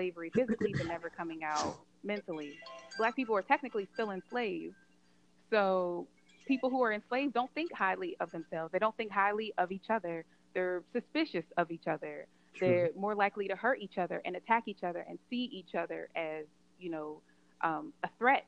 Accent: United States; growing up in America, I understand that because I grew up Black. I didn't grow up African

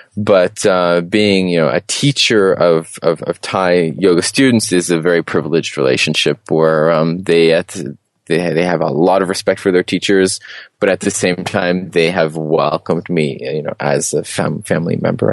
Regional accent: Toronto, Ontario, Canada; moved away as an adult; also born or lived in Peterborough, Canada / Alicante, Spain / Chiang Mai, Thailand; I'm originally from Toronto

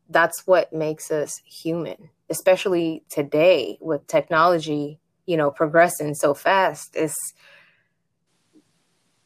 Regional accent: Japan; moved away; I grew up in Japan

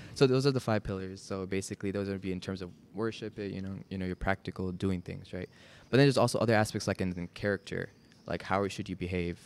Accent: Dallas, Texas, United States; also born or lived in Chicago; we came to Dallas when I was getting into kindergarten. And so, I've been here for a while

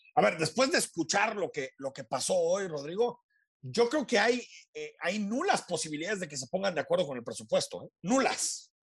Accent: Mexico

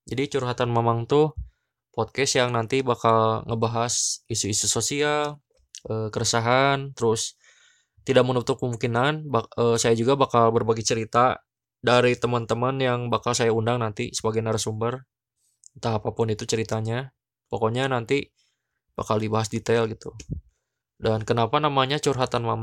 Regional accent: Bandung, West Java, Indonesia; karena saya orang Sunda kan ya, orang Bandung.

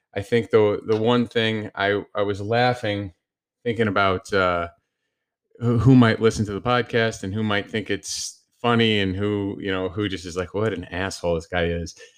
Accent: New Jersey, United States; moved away; people that I grew up with in New Jersey

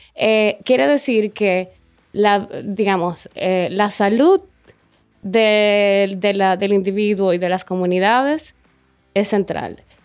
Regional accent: Dominican Republic; moved away as an adult; volví aquí, eh, a, República Dominicana

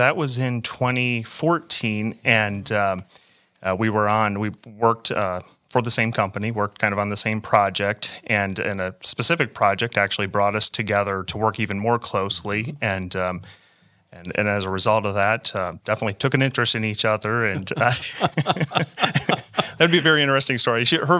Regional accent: Michigan, United States; So I grew up in West Michigan and grew up in a Christian home, was raised in the church

